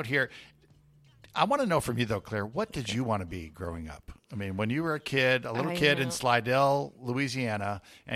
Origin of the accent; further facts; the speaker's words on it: Puerto Rico; now in Houston, United States; I grew up in Puerto Rico